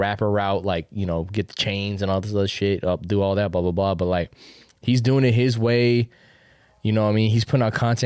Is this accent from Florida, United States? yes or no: yes; Florida, United States; also born or lived in Queens, New York; I'm from Queens, but, you know, I've been living in Florida most of my life